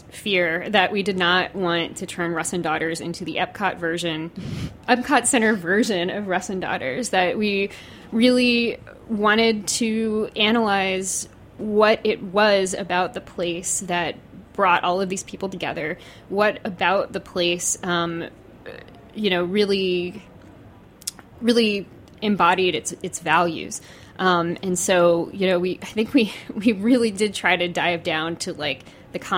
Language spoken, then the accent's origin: English; New Orleans, Louisiana, United States; also born or lived in Mandeville, Louisiana; I am actually from Louisiana. I'm from New Orleans, and then lived in a suburb called Mandeville